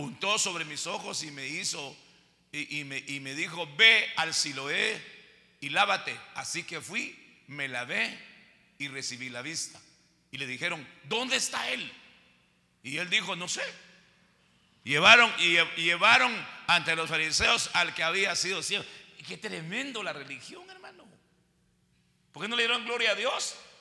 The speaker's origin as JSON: {"language": "Spanish", "country": "Guatemala", "said": "Así decimos en Guatemala"}